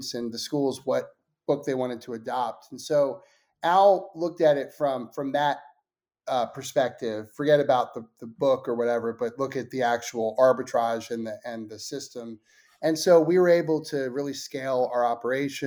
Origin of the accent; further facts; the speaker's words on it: Philadelphia, Pennsylvania, United States; now in Nashville, United States; we grew up together in Philadelphia